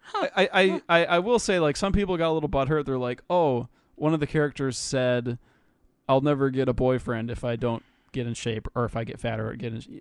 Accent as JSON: {"language": "English", "country": "United States", "said": "I'm American"}